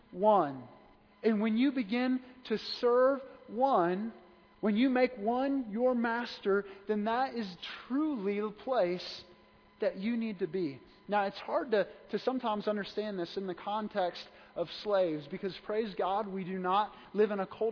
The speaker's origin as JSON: {"language": "English", "town": "Wentzville", "region": "Missouri", "country": "United States", "said": "I'm from Wentzville"}